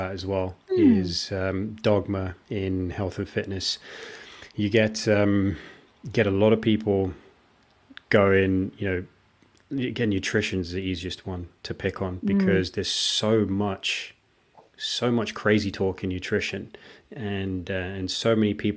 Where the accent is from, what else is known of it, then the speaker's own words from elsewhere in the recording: India; that's the country that I grew up in, we just had tons of rice.